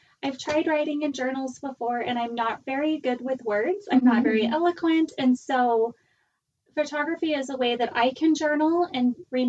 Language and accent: English; Miami, Florida, United States; we grew up in Miami